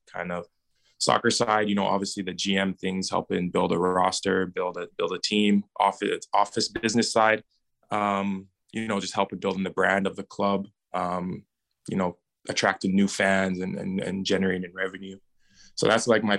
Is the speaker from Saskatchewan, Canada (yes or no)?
no; Edmonton, Alberta, Canada; my hometown is Edmonton